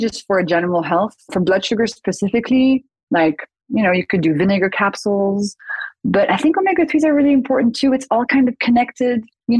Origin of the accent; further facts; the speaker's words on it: France; I grew up in France